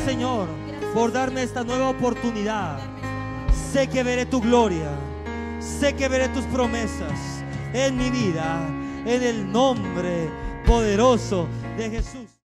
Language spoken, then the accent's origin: Spanish; Mexico; Así somos los mexicanos